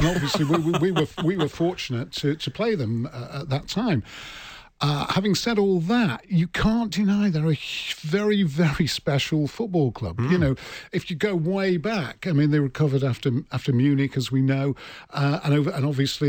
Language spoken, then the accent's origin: English; Manchester, North West England, United Kingdom; moved away; I'm from Manchester